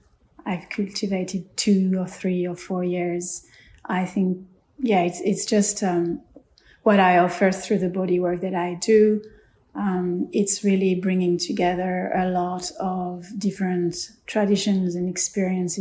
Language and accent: English; France; I grew up in France on a spiritual retreat